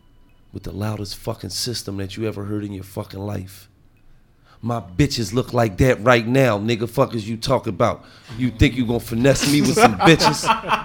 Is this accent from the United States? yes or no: yes; Lancaster, Pennsylvania, United States; No, where you from, nigga? I'm from Lancaster.